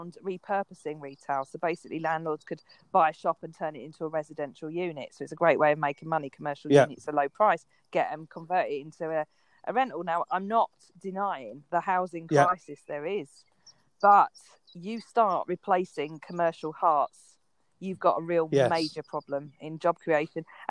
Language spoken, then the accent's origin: English; London, United Kingdom; I grew up in London, in Waltham Forest